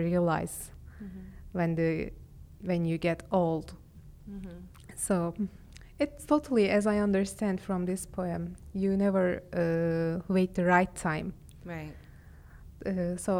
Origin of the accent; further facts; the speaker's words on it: Istanbul, Turkey; accent: Istanbul Turkish; English is a second language; I am from Istanbul. And I am speaking Istanbul Turkish.